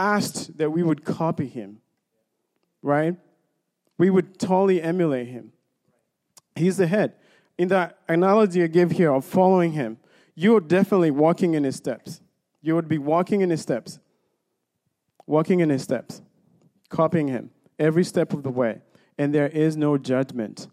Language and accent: English; Kenya; moved away; I grew up in Kenya